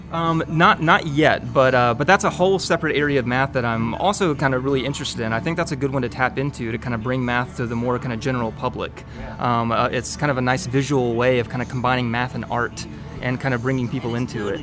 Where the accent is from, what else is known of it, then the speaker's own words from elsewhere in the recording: Winston-Salem, North Carolina, United States; moved away as an adult; now in Rock Hill, United States; I grew up in North Carolina in uh, Winston-Salem, and uh, born and raised all my life